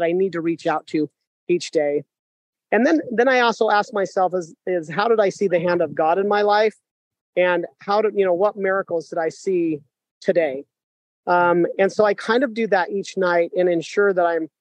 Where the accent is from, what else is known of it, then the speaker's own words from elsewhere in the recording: Sugar City, Idaho, United States; I am just an amazing man from Idaho. I grew up in Sugar City, Idaho